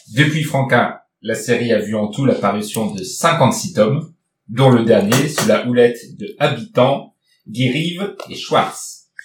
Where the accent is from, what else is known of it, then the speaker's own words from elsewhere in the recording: Nord, Hauts-de-France, France; je viens du Nord